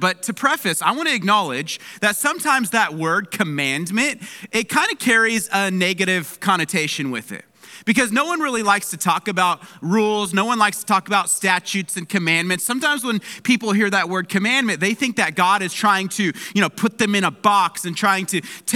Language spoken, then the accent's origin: English; Palmdale, California, United States; moved away; My hometown of Palmdale, it's covered in snow right now